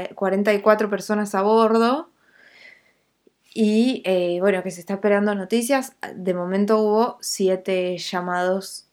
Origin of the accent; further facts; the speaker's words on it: Neuquén, Argentina; yo soy neuquina